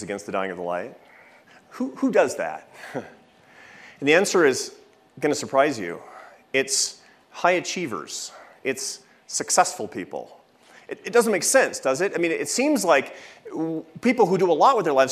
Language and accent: English; Seattle, Washington, United States; now in Washington, D.C., United States; when I was 17, growing up in Seattle